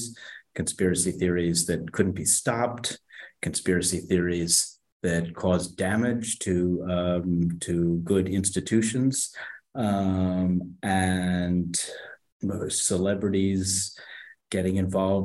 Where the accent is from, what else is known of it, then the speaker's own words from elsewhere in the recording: Philadelphia, Pennsylvania, United States; I was born in Philadelphia, and I went to school at Amherst College